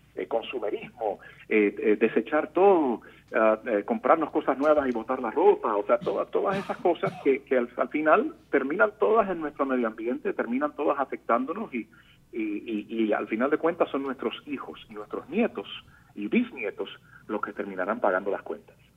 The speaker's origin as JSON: {"language": "Spanish", "country": "Puerto Rico", "moved": "yes", "lives_now": "Miami, United States", "said": "nosotros los puertorriqueños"}